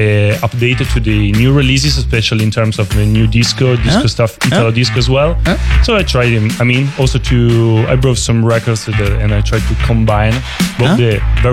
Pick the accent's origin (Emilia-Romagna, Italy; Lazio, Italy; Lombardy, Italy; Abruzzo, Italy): Emilia-Romagna, Italy; Rimini; moved away; I'm from Rimini, the Italian city that is pretty known for being a buzzing town, especially back in the days in the 70s and the 80s.